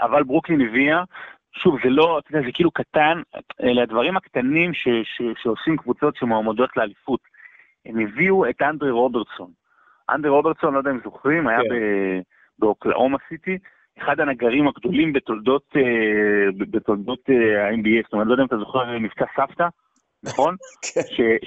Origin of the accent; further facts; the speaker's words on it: Rehovot, Central District, Israel; נולדתי ברחובות